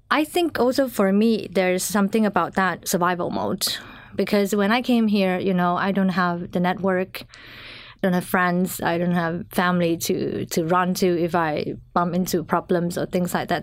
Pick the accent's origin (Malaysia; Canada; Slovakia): Malaysia; moved away as an adult; now in Finland; I'm originally from Malaysia